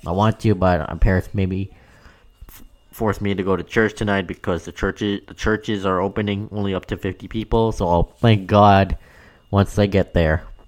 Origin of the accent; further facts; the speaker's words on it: Canada; I know I'm Canadian